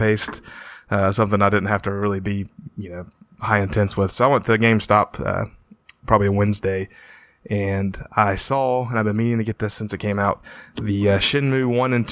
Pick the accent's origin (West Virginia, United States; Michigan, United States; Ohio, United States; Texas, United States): West Virginia, United States; it's actually in my home state, my hometown